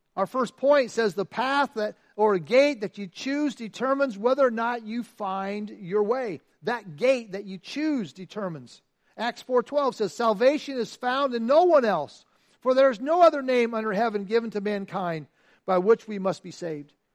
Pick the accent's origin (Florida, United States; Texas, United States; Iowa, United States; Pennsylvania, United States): Iowa, United States; I'm from Iowa, right? I mean, Iowa. I lived on a farm. I grew up on a farm